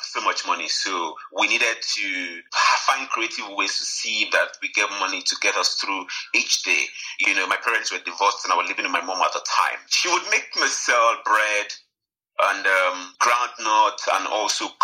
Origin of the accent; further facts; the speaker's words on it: Kogi, Nigeria; I am from Nigeria. I am from the north central of Nigeria, Kogi State, to be precise.